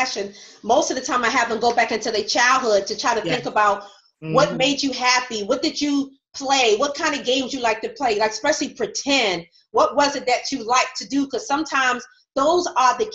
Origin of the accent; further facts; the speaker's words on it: New York, United States; I'm from New York as well